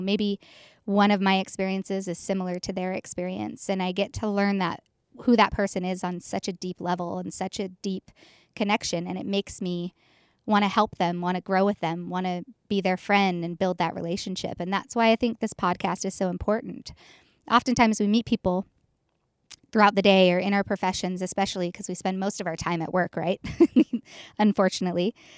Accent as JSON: {"language": "English", "town": "Boise", "region": "Idaho", "country": "United States", "tie": "born or raised there", "said": "I'm from Boise, Idaho, born and raised."}